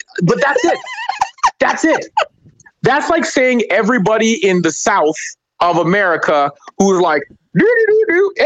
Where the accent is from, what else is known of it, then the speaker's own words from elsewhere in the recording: Canada; I'm Canadian